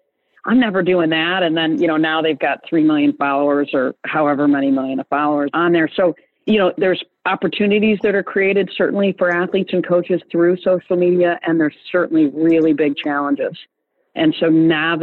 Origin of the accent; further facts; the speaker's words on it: East Lansing, Michigan, United States; moved away as an adult; now in Atlanta, United States; I grew up in East Lansing, Michigan, with twin brothers